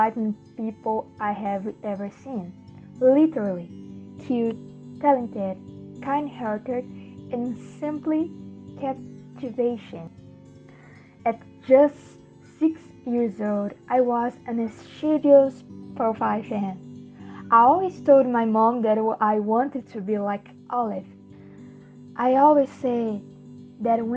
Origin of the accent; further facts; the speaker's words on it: Brazil; I am from Brazil.